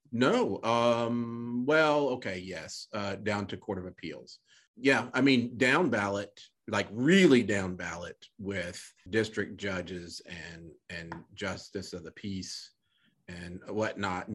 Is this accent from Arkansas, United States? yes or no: yes; Little Rock, Arkansas, United States; now in Texas, United States; I grew up in Little Rock